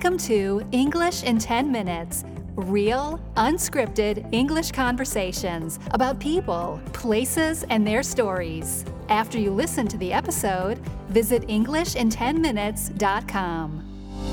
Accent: Mobile, Alabama, United States; moved away as an adult; now in Geneva, Switzerland; my hometown of Mobile, Alabama

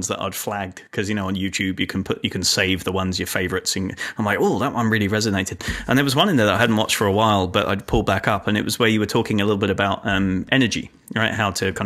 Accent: England, United Kingdom; moved away; I grew up in England

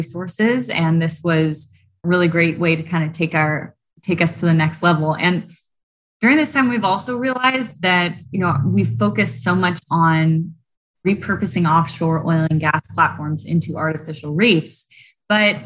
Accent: Southern California, United States; I grew up in Southern California

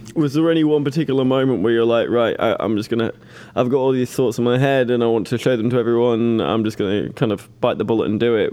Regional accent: Manchester, North West England, United Kingdom; I'm personally I'm from Manchester, but my dad's. Um, my dad claims to be Welsh

